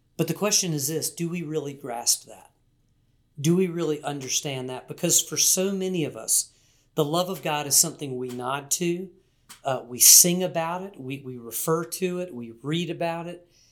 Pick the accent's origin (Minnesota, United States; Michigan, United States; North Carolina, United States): North Carolina, United States; Wilmington; I grew up in Wilmington, North Carolina, part of Hurricane Alley